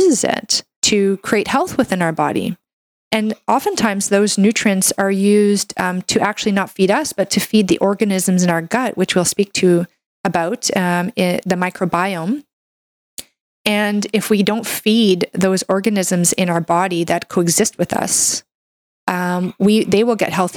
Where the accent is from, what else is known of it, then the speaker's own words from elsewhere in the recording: Canada; I'm a Canadian medical doctor